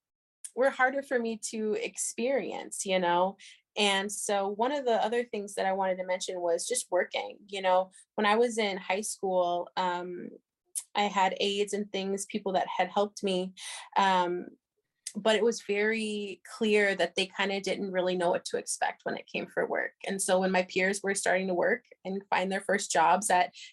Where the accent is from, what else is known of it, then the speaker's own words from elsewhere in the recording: Seattle, Washington, United States; also born or lived in St. Cloud, Minnesota; now in St. Paul, United States; I was born in Seattle, Washington